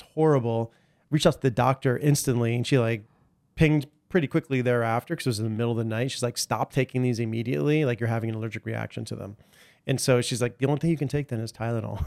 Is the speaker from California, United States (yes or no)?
no; New York City, New York, United States; I was born in Greenwich